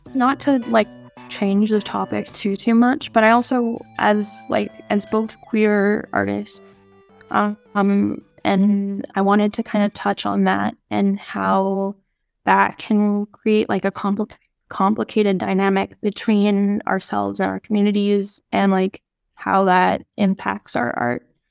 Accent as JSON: {"language": "English", "region": "Nunavut", "country": "Canada", "tie": "born or raised there", "said": "my family and growing up in Nunavut"}